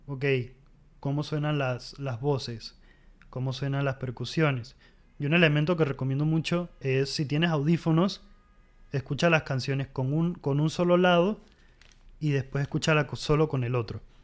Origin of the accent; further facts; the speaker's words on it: Panama; en Panamá proyectos como em, …, …, son bandas con las que crecí escuchándolas